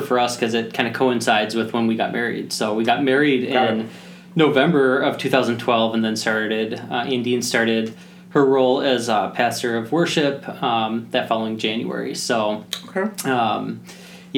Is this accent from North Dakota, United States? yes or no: no; Rockford, Illinois, United States; moved away as an adult; also born or lived in Oak Park, Illinois / Hinsdale, Illinois; now in Minnesota, United States; when I was seven, moved out to Rockford, Illinois. So that's where I really grew up for most of my young adult years, was in Rockford.